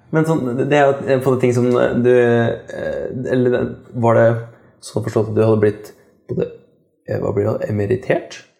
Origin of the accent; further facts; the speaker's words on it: Kongsberg, Buskerud, Norway; moved away; jeg kommer fra Kongsberg sjøl